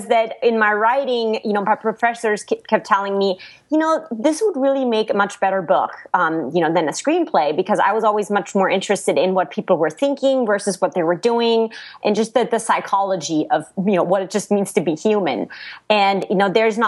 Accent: Black Forest, Baden-Württemberg, Germany; English is a second language; moved away as an adult; now in Los Angeles, United States; I come from a little village in the Black Forest

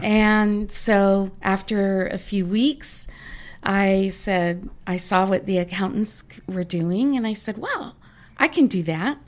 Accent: San Diego, California, United States; I grew up in San Diego, a great place to grow up.

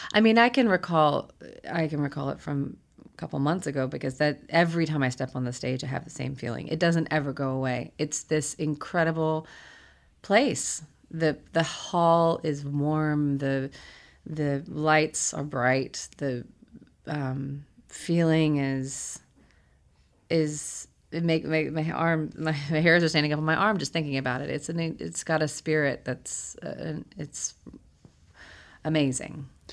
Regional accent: Huntsville, Alabama, United States; I grew up in Huntsville, Alabama

